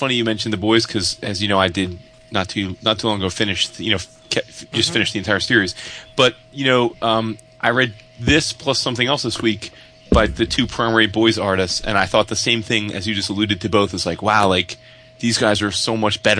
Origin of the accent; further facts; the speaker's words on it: New Jersey, United States; Dude, I'm proud of being from Jersey. I'm not from New York.